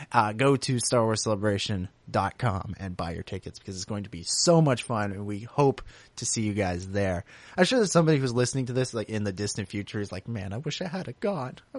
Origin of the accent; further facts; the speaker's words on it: United Kingdom; I'm British and not American.